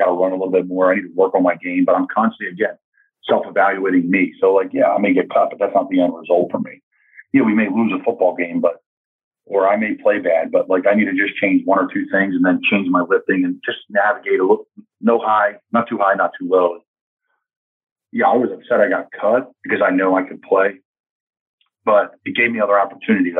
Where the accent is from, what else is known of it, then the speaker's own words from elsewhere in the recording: Doylestown, Pennsylvania, United States; a really good Division III football program in my hometown in Doylestown, Pennsylvania